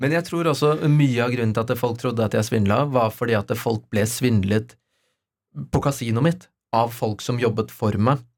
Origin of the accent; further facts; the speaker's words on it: Oslo, Norway; født og oppvokst på Løkka